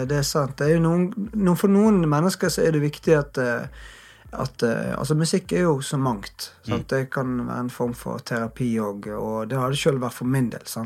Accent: Bergen, Vestland, Norway; Jeg er jo bergenser

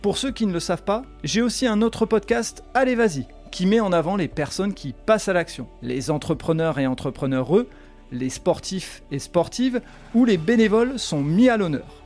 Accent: France; parce que en tant que Français

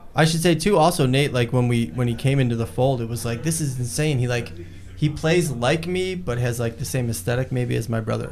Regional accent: Chicago, Illinois, United States; the suburbs of, sh- of Chicago

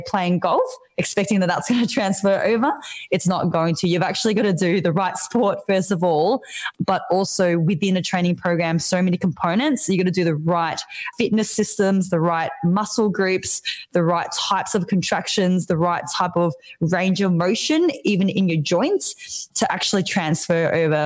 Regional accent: Melbourne, Victoria, Australia; I'm from Melbourne

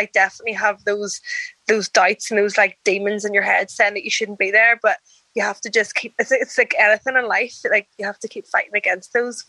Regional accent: Belfast, Northern Ireland, United Kingdom; Yeah, I actually live in Belfast, the troubled part of Ireland, Northern Ireland.

